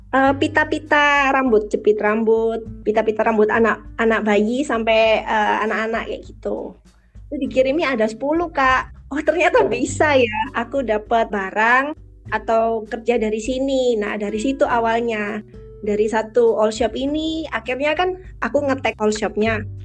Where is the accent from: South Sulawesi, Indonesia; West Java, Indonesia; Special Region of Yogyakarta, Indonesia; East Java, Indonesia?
East Java, Indonesia; Surabaya; asalku dari Surabaya